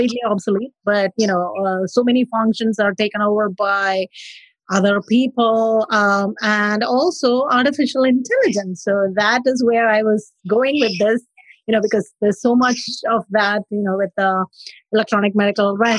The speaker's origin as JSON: {"language": "English", "country": "India", "moved": "yes", "lives_now": "New Orleans, United States", "said": "I'm originally from India. I am currently practicing in New Orleans."}